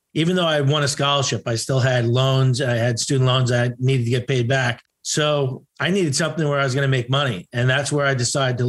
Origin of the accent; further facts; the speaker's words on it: Long Island, New York, United States; moved away as an adult; I'm originally from Long Island.